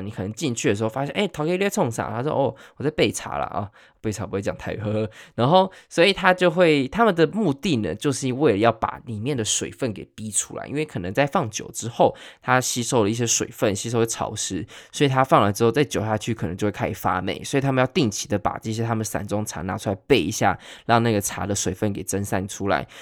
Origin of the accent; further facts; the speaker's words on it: Taiwan; 我们台湾人